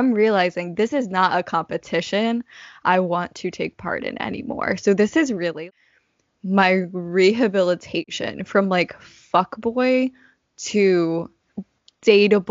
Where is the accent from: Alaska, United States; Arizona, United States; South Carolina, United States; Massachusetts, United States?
Massachusetts, United States; Boston; now in New York, United States; I'm from Boston